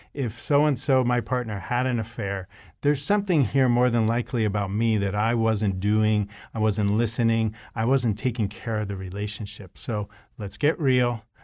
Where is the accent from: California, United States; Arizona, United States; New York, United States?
New York, United States; New York City; I, uh, was born and raised in New York City area